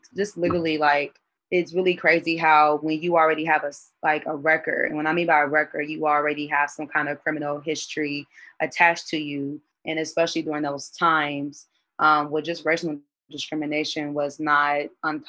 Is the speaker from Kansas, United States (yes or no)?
no; Indianapolis, Indiana, United States; I'm from Indianapolis, Indiana